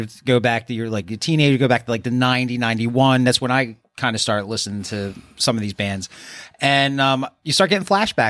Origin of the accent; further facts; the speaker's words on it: Philadelphia, Pennsylvania, United States; especially growing up in South Philly, going back to that.